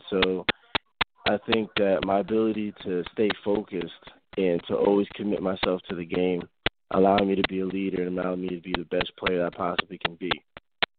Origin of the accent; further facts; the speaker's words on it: Neptune, New Jersey, United States; moved away as an adult; also born or lived in New Haven, Connecticut / Kutztown, Pennsylvania; Neptune, New Jersey, I would say is where I grew up